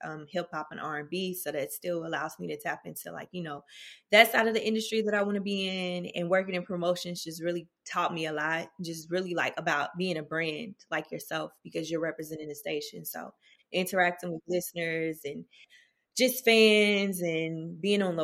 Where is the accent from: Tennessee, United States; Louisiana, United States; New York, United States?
Tennessee, United States; Nashville; moved away as an adult; now in Atlanta, United States; I'm originally from Nashville, Tennessee, North Nashville